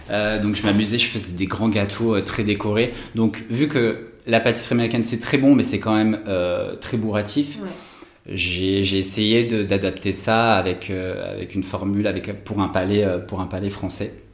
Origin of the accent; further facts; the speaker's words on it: Bordeaux, Nouvelle-Aquitaine, France; moved away as an adult; also born or lived in Paris; now in Toulouse, France; je viens de Bordeaux